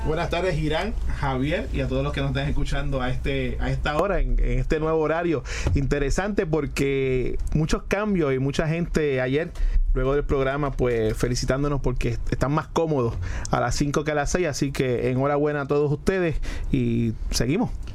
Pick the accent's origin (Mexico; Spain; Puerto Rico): Puerto Rico; uno como puertorriqueño